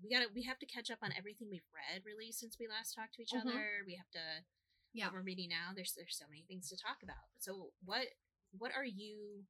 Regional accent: Iowa, United States; I grew up here in Iowa, but I didn't have an extended family here because both of my parents are from Arizona.

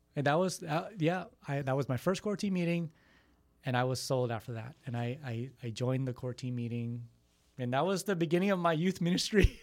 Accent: Texas, United States; I was born in Texas

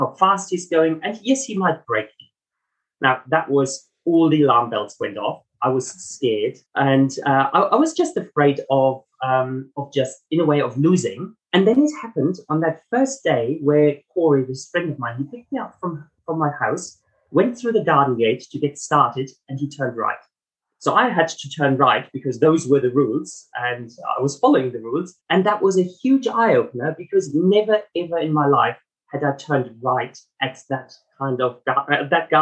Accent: Germany; moved away; also born or lived in Melbourne, Australia; my accent, it's not South African, I'm German heritage

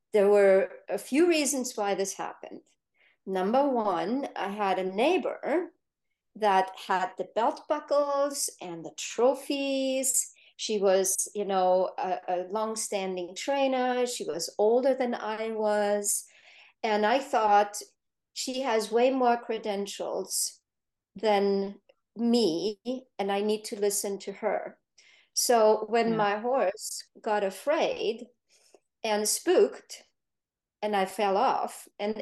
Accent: Germany; now in United States; now I'm in the US, I grew up in Germany

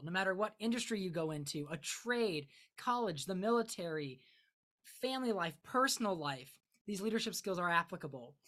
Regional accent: Akron, Ohio, United States; I'm from Northeast Ohio, so specifically the Akron, Summit County area

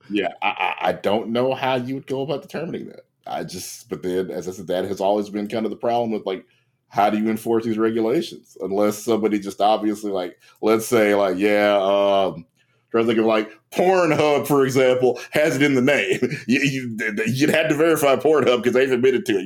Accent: Louisiana, United States; my home state of Louisiana

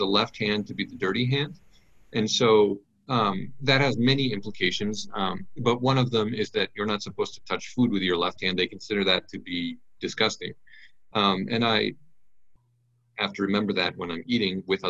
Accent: United States; moved away as an adult; now in Benin; I'm an American

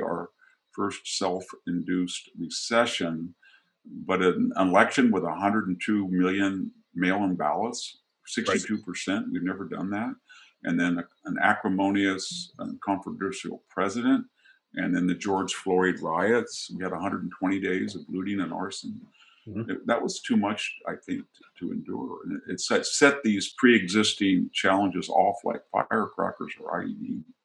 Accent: United States; my hometown, what I grew up

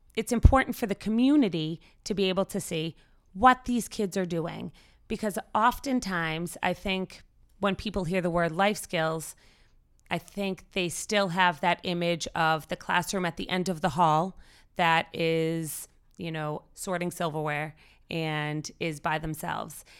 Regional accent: Winchester, Massachusetts, United States; I was born and raised in Winchester

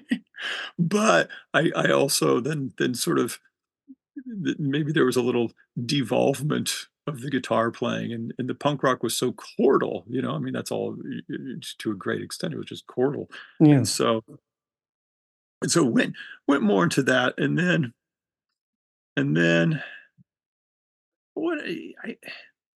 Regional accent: Hermosa Beach, California, United States; I grew up in Hermosa Beach, which was a weird place

